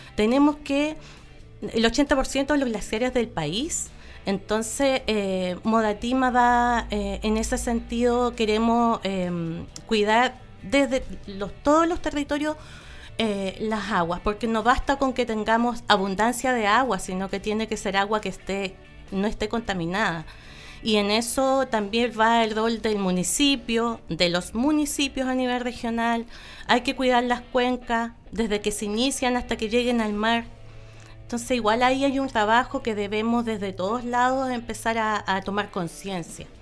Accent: Coyhaique, Aysén, Chile; yo nací en Coyhaique. Yo, yo tengo los recuerdos de Coyhaique

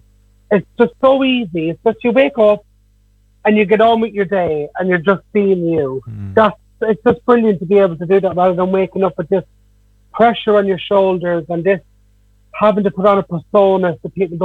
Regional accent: Dublin, Leinster, Ireland; I was mostly in my hometown, so the whole of Ballymun

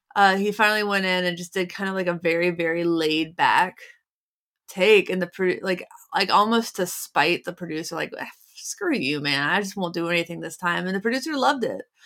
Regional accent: Cincinnati, Ohio, United States; I grew up in Cincinnati

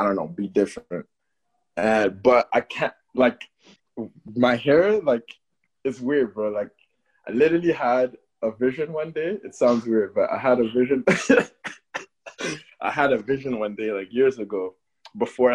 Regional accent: Toronto, Ontario, Canada; also born or lived in Berlin, Germany / Cameroon; I'm from Cameroon. I was born in Germany, Berlin. I lived in Berlin. Yep. And then I came to Canada for elementary school. Okay. Yeah, Toronto

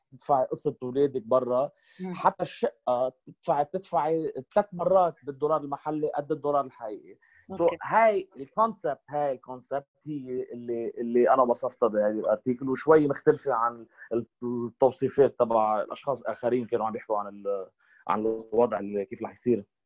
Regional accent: Lebanon; انا كشعب لبناني

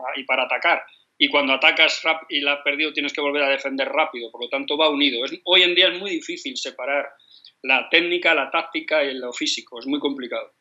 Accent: Madrid, Community of Madrid, Spain; Yo soy madrileño, como te he dicho, nacido a, 100 metros del Bernabéu

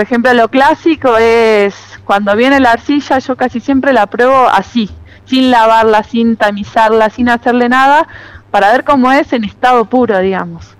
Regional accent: Trenque Lauquen, Buenos Aires Province, Argentina; moved away as an adult; now in Londres, Catamarca, Argentina; empecé de chica, en Trenquelauquen, que es donde yo nací y me crié y viví hasta los 18 años

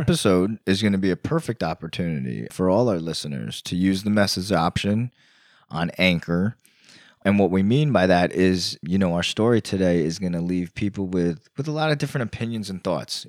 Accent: New York, United States; moved away; also born or lived in Virginia / Florida; I grew up in New York

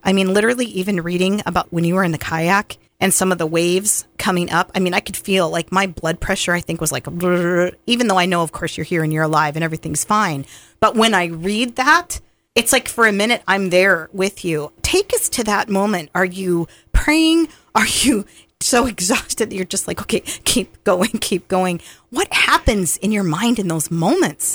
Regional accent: Montana, United States; I'm from Montana

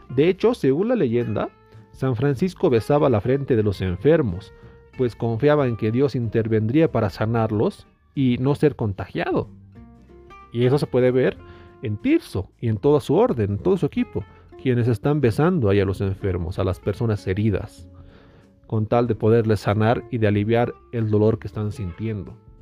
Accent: Tarija, Bolivia; yo nací en Tarija, en Bolivia

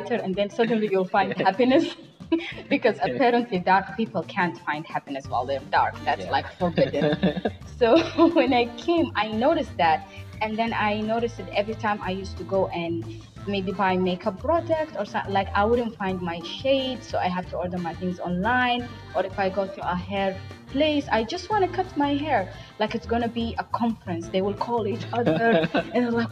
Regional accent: Saudi Arabia; accent: Somali; moved away as an adult; also born or lived in Somalia; now in Malaysia; I was born and raised in Saudi

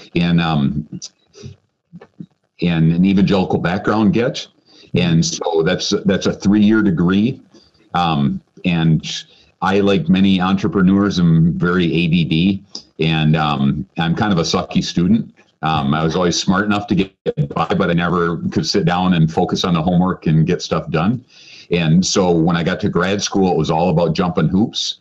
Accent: Grand Rapids, Michigan, United States; I grew up here. I'm actually fourth generation here in Grand Rapids

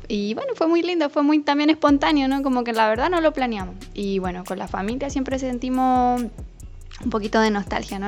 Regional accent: Chile; moved away as an adult; yo soy de Chile

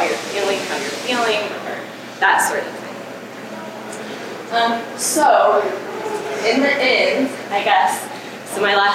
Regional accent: La Junta, Colorado, United States; it's my hometown, it's my community

